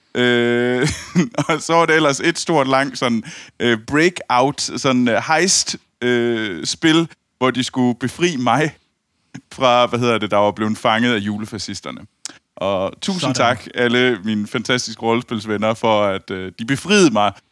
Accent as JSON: {"language": "Danish", "country": "Denmark", "tie": "born or raised there", "said": "fra ude fra Skibel, hvor jeg voksede op"}